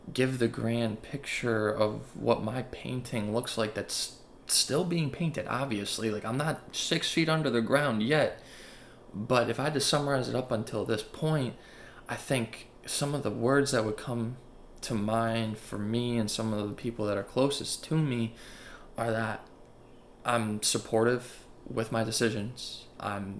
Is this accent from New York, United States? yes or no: yes; Buffalo, New York, United States; moved away as an adult; also born or lived in Charlotte, North Carolina; now in Baltimore, United States; I'm from Buffalo, New York, and I moved to Baltimore to go to college.